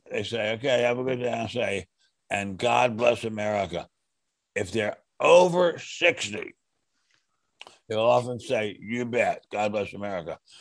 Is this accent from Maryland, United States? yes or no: yes; Silver Spring, Maryland, United States; I grew up in Silver Spring, Maryland, a wonderful suburb of Washington, D.C.